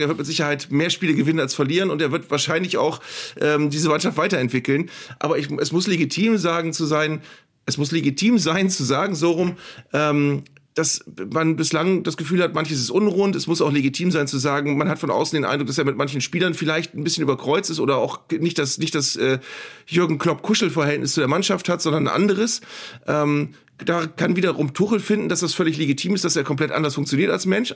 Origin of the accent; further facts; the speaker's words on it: Bremen, Germany; als Bremer